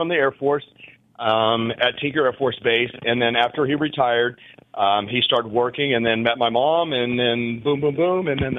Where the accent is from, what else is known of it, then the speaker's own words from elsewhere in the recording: Midwest City, Oklahoma, United States; actually in Midwest City, where I started racing